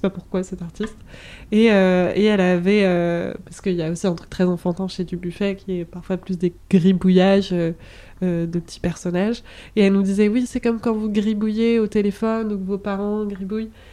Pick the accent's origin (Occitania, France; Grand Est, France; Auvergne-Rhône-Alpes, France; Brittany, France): Brittany, France; j'ai grandi en Bretagne